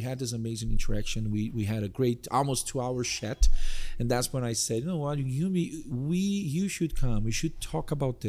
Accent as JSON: {"language": "English", "country": "Brazil", "moved": "as an adult", "lives_now": "Canada", "said": "I moved from Brazil to Canada 7 years ago with my beautiful wife and my two kids."}